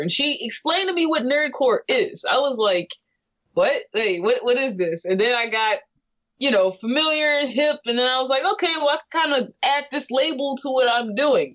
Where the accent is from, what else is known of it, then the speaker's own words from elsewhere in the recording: California, United States; I'm from California